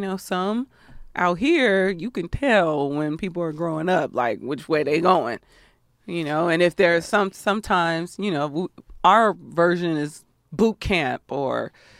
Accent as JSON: {"language": "English", "country": "Austria", "tie": "born or raised there", "said": "I'm originally from Austria, and I spent many years as a child being chased around town by Krampus. It is one of the scariest experiences you can have as a child growing up in Austria."}